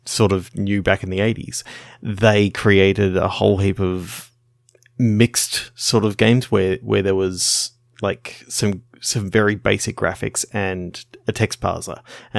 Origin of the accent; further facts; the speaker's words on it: Australia; Being an Australian